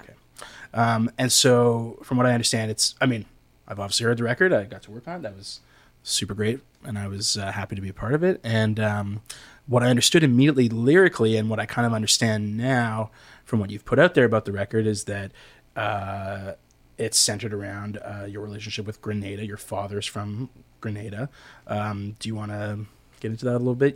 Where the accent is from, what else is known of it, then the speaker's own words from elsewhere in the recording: Canada; I am such a Canadian